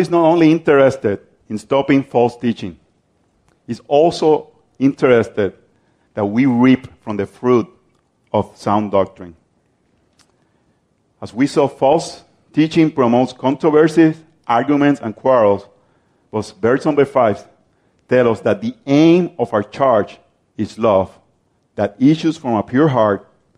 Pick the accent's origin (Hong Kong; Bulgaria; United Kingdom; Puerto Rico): Puerto Rico; I'm from Puerto Rico